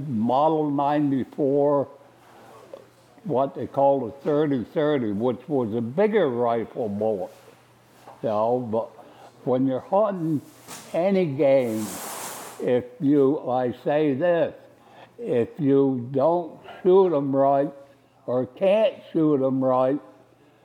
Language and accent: English; Esopus, New York, United States; also born or lived in Saugerties, New York; I was born in Esopus in 1930, Esopus, New York